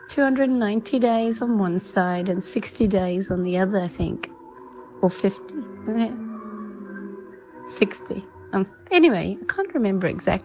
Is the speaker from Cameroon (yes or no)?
no; South Africa; now in England; I'm originally from South Africa